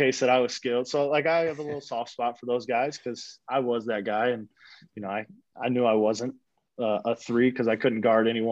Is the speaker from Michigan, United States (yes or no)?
yes; Michigan, United States; moved away as an adult; also born or lived in Las Vegas / Oshkosh; now in Iowa, United States; Michigan fan, even though, you know, that's my hometown